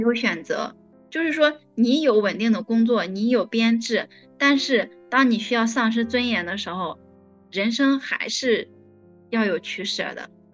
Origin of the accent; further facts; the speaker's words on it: Henan, China; now in Beijing, China; 因为我是河南人